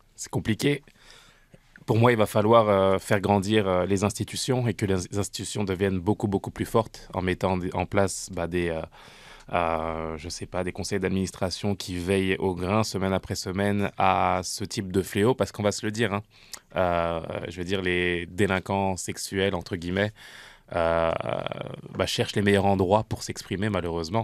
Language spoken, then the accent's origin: French; France; now in Canada; j'ai grandi en France, je suis arrivé ici au, Canada